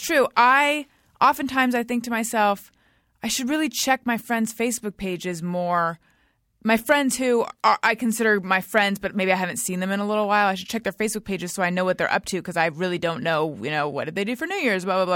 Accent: California, United States; moved away as an adult; also born or lived in New York; I'm from here originally, but I was in New York

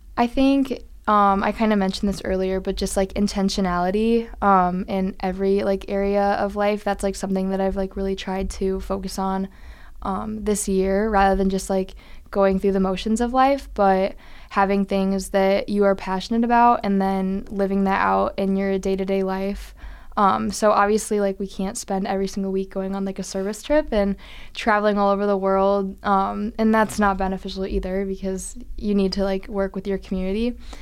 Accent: Iowa, United States; moved away; I'm originally from Iowa

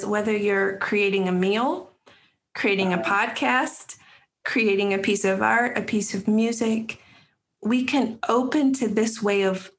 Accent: Wyoming, United States; now in North Carolina, United States; I'm a transplant to North Carolina. Mm-hmm. I grew up in Wyoming

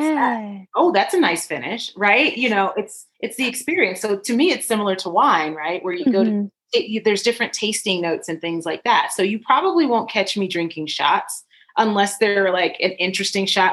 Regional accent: Chicago, Illinois, United States; now in Colorado, United States; I have to rep my hometown, Chicago

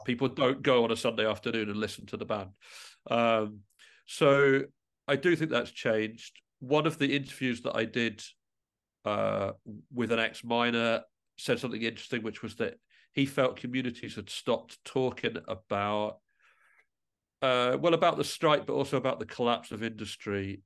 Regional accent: England, United Kingdom; now in Midlothian, United Kingdom; I am originally from England, but I moved to Midlothian, and I live very close to the Scottish Mining Museum

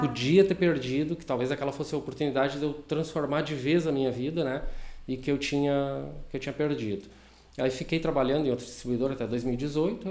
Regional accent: Taquari, Rio Grande do Sul, Brazil; now in Sapiranga, Brazil; eu sou natural de Taquari

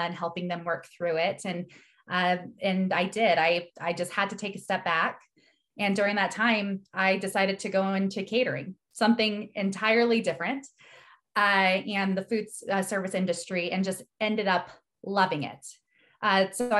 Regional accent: Salt Lake City, Utah, United States; I grew up here in Salt Lake City, Utah, in the United States

